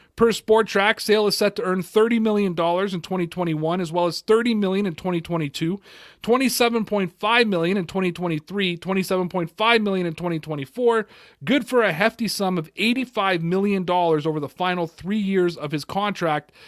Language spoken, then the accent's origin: English; Toronto, Ontario, Canada; I'm from Toronto, Canada